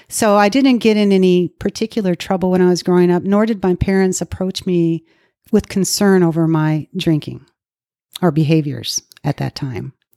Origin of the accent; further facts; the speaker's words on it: Minnesota, United States; moved away as an adult; now in Dallas, United States; I was raised in Minnesota